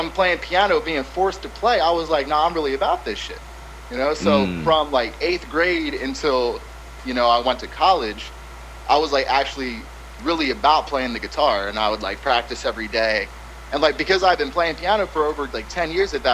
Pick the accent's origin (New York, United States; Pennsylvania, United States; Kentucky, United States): Pennsylvania, United States; I'm originally from Pennsylvania